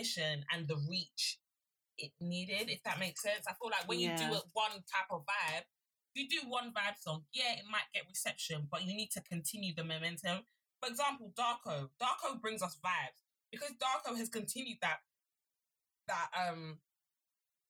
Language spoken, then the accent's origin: English; Nigeria; as a Nigerian woman